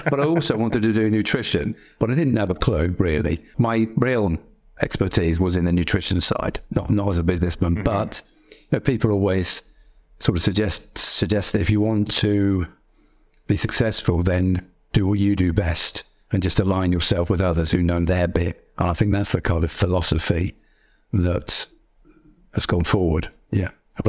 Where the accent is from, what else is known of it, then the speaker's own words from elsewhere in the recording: East Midlands, United Kingdom; So I grew up in Northamptonshire since I was four.